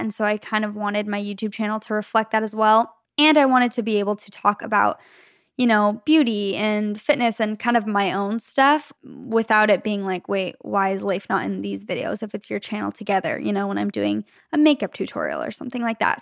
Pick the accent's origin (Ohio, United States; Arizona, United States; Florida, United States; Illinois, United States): Arizona, United States; moved away as an adult; now in Los Angeles, United States; Leif and I both grew up, were born and raised in Arizona in the same city